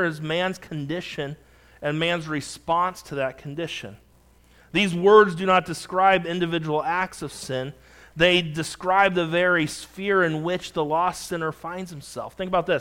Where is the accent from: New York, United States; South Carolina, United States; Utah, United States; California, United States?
California, United States; also born or lived in Montana; I remember growing up in California